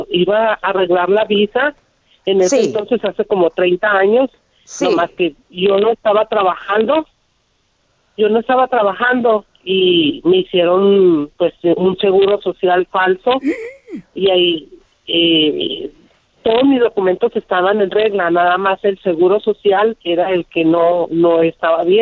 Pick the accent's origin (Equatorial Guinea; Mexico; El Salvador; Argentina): El Salvador; now in Dallas, United States; yo llamo de Dallas, Texas. Eh, yo soy salvadoreño, tengo TPS